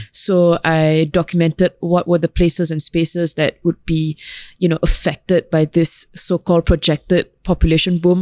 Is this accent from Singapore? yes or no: yes; Singapore; moved away; also born or lived in London; as a Singaporean Tamil